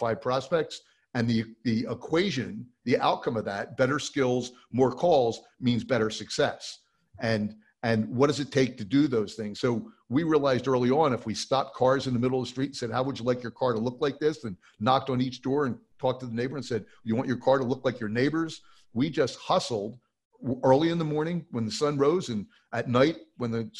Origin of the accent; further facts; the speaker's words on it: New Jersey, United States; I grew up in New Jersey